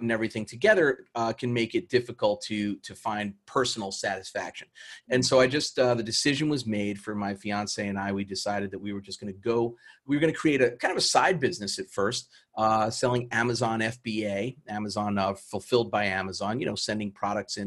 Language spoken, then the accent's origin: English; New York City, New York, United States; moved away as an adult; I grew up in New York City in Queens